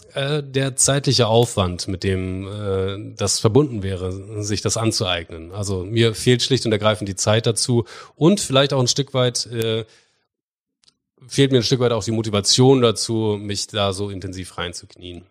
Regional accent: Bremen, Germany; Ich bin, ähm, gebürtiger Bremer und, ähm, Entschuldigung, nicht gebürtiger Bremer. Ich bin Bremer.

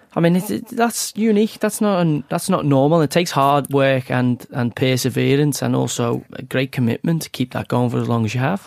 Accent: the north of England, United Kingdom; I'm a Northerner

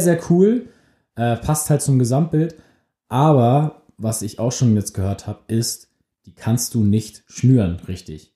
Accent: Germany; wir sind beide aus der Nähe von Hamburg

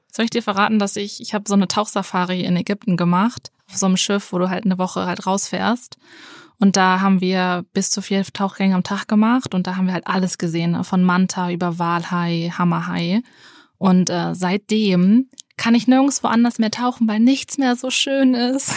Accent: Henstedt-Ulzburg, Schleswig-Holstein, Germany; aus Henstedt-Ulzburg

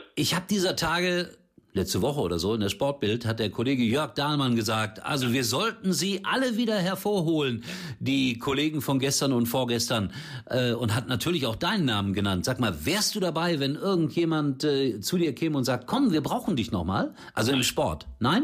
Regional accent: Gelsenkirchen, North Rhine-Westphalia, Germany; in meiner Heimat auf Schalke

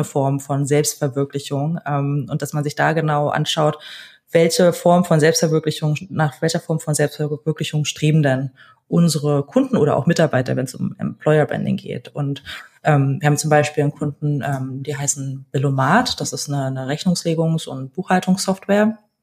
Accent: Berlin, Germany; ich wurde in Berlin geboren, ähm, bin vor allen Dingen als Kind einer alleinerziehenden Mutter groß geworden

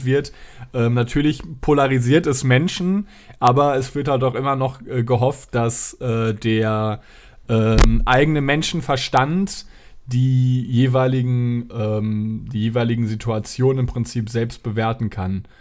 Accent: Dortmund, North Rhine-Westphalia, Germany; moved away; ich war in meiner Heimatstadt in, in Dortmund.

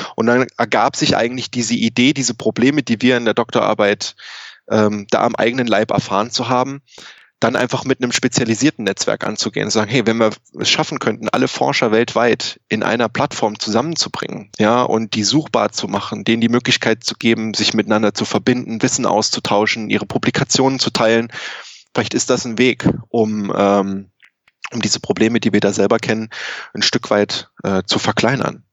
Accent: Saarland, Germany; moved away as an adult; also born or lived in Thuringia / Hanover; now in Canada; Ich bin aber gebürtig aus Deutschland, also eigentlich aus dem, der ehemaligen DDR. Äh, ich komme aus Thüringen und bin im Saarland aufgewachsen

